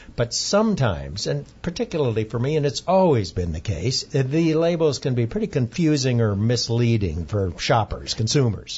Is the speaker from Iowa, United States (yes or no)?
yes; Iowa, United States; moved away; traditional grains like wheat, corn, and rice that we grew up on back in Iowa